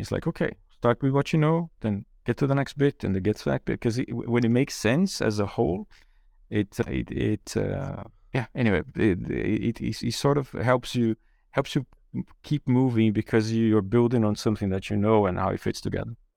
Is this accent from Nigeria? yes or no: no; Brazil; English is a second language; moved away as an adult; also born or lived in Germany; I grew up in Brazil and went to university there.